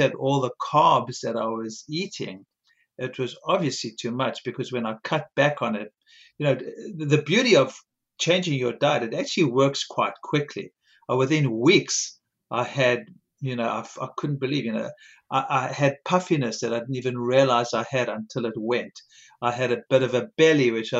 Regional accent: South Africa; moved away; I grew up in South Africa

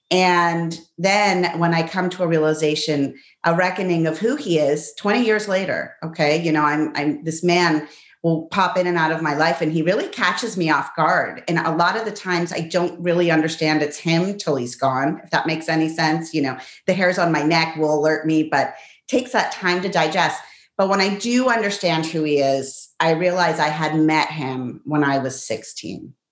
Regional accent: Pittsburgh, Pennsylvania, United States; also born or lived in La Plata, Argentina; So I was born in Argentina, but grew up in Pittsburgh.

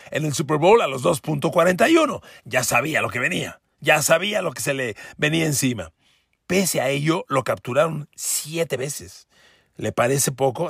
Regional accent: Mexico; yo soy mexicano

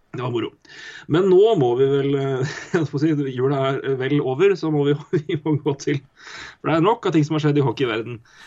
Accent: Elverum, Innlandet, Norway; also born or lived in Oslo; Jeg og søstera mi har ganske mye skitt stæsja hjemme i Elverum.

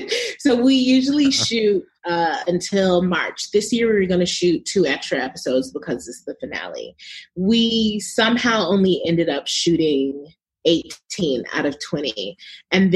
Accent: New York, United States; moved away as an adult; also born or lived in Chicago; now in California, United States; I'm from New York, but I live in California

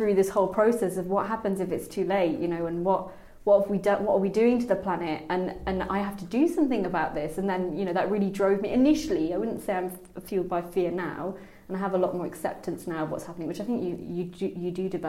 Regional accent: Birmingham, West Midlands, United Kingdom; I grew up in Birmingham

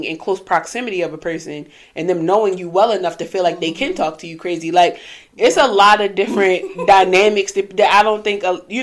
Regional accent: Baltimore, Maryland, United States; Growing up in Baltimore City

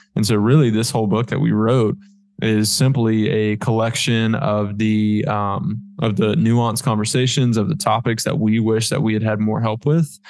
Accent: Florida, United States; moved away; I'm from Florida

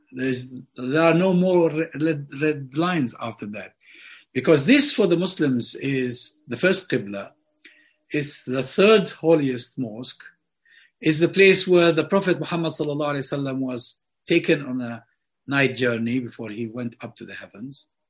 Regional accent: Hebron, West Bank, Palestine; it's halfway between Gaza and Hebron, my hometown

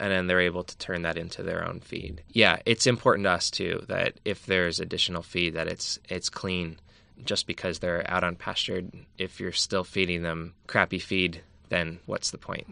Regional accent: Allentown, Pennsylvania, United States; now in California, United States; I'm from Pennsylvania, from Allentown, and I grew up with food being the complete opposite

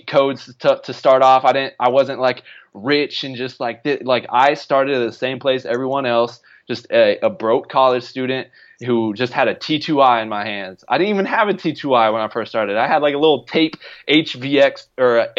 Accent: Arizona, United States; now in Los Angeles, United States; I'm from Arizona, so I'm been born and raised and live in the sunshine my whole life.

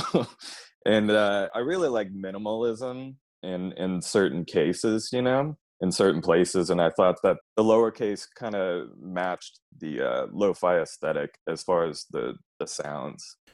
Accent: Austin, Texas, United States; I grew up here in Austin, so I've been here all my life

